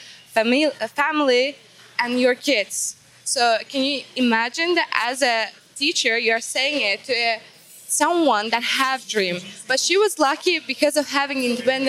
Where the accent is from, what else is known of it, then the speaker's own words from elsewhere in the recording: Azerbaijan; I'm from Azerbaijan and here Unleashed to represent my country